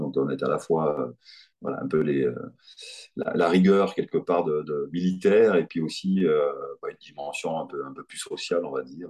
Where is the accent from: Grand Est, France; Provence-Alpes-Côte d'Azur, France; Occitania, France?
Occitania, France; Perpignan; born or raised there; moved away as an adult; also born or lived in Dakar, Senegal